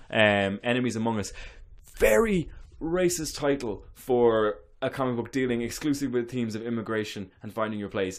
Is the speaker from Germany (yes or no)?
no; Ireland; moved away; I am so Irish